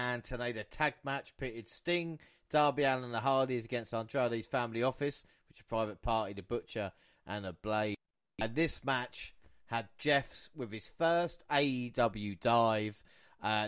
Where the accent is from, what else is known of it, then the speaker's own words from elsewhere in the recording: England, United Kingdom; we're English or British as it was